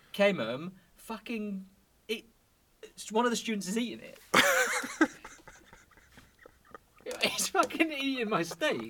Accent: United Kingdom; No, we're too British.

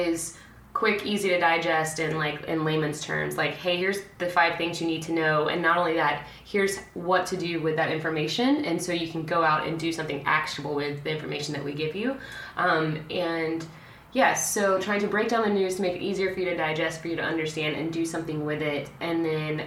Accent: small town Alabama, United States; moved away; growing up in small town Alabama

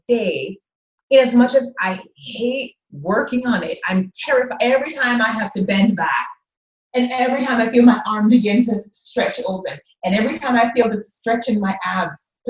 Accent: Jamaica; I am a Jamaican, a Black Jamaican, living here in a country where everybody, not everybody, 90% of the people look like me.

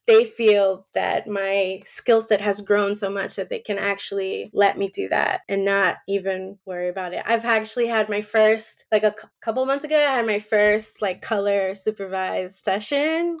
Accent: New York, United States; moved away as an adult; now in Georgia, United States; I was born and raised in New York. So it was like my first time being, living anywhere other than New York.

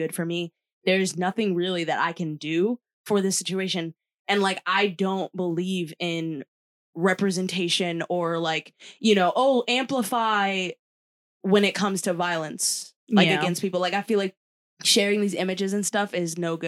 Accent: United States; as an American

